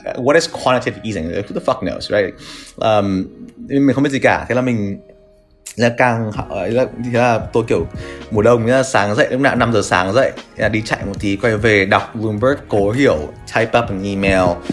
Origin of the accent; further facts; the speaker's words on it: Vietnam; now in New York, United States; mình người Việt Nam